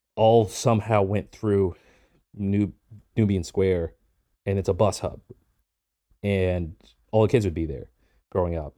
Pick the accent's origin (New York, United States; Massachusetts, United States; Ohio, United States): Massachusetts, United States; Boston; I grew up in Boston, but I rarely ever left the city